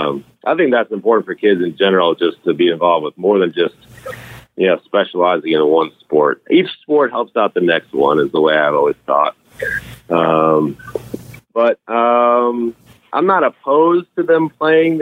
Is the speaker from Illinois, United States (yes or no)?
yes; Chicago, Illinois, United States; also born or lived in Wisconsin; growing up in Chicago